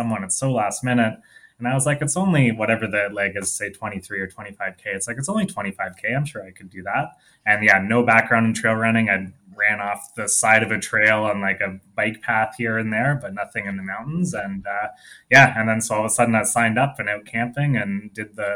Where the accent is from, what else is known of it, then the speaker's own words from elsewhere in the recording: Toronto, Ontario, Canada; moved away as an adult; also born or lived in Montreal; now in Calgary, Canada; I grew up in Toronto, the Toronto area.